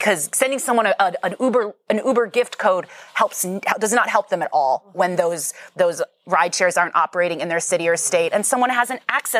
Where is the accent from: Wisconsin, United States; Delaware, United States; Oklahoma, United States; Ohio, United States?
Wisconsin, United States; So I'm originally from Wisconsin